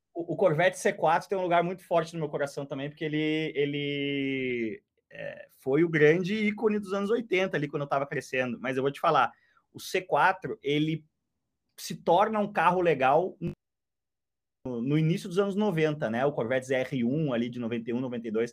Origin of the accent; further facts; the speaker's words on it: Porto Alegre, Rio Grande do Sul, Brazil; eu que sou de Porto Alegre